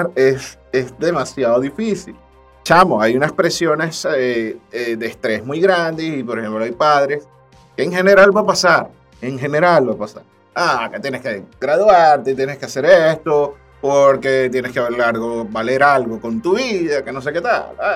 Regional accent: Venezuela; nuestra perspectiva como venezolanos

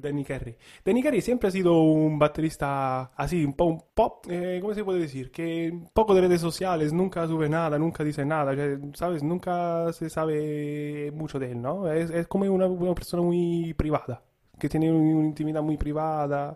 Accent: Italy; now in Spain; en mi tierra

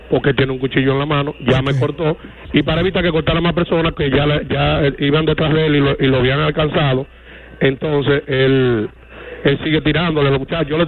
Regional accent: El Embrujo III, Santiago, Dominican Republic; la comunidad de donde yo nací donde yo me crié

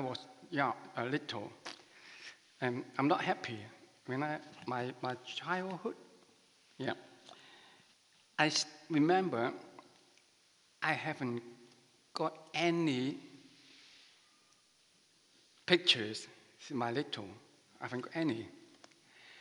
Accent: Macau; first language Chinese; English is a second language; moved away as an adult; now in Manchester, United Kingdom; I come from Macau, near Hong Kong.

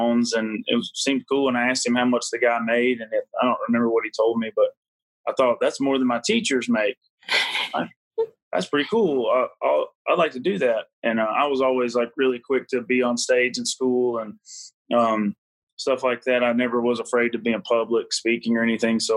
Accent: Heflin, Louisiana, United States; now in North Carolina, United States; I grew up in Louisiana

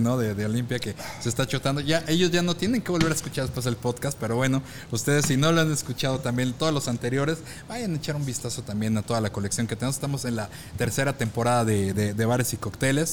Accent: Mexico; conocemos como mexicanos

